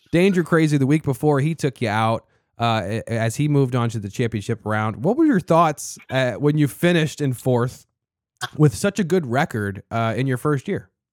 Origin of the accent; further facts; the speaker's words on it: Annapolis, Maryland, United States; I'm from Annapolis, Maryland, the original Nap Town